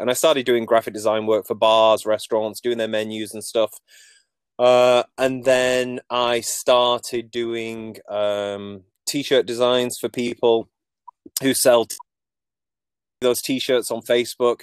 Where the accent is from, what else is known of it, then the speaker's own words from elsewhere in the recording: Manchester, North West England, United Kingdom; moved away as an adult; now in Canada; I'm not from Nova Scotia, as you can probably tell from my accent. Um, so I grew up in uh, Manchester, England.